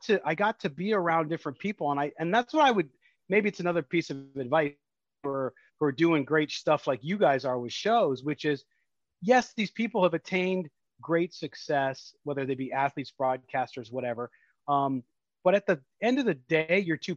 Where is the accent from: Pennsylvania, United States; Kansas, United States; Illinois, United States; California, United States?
California, United States; San Diego; moved away as an adult; now in Las Vegas, United States; I grew up in San Diego